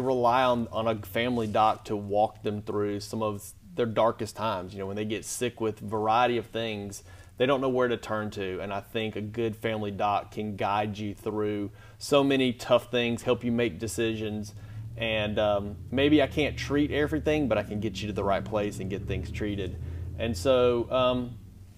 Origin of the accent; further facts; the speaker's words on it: Springville, Alabama, United States; I grew up in St. Clair County in small town of Springville.